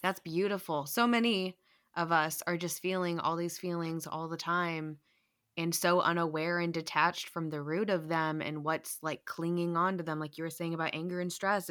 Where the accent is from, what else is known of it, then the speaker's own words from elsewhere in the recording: United States; us Americans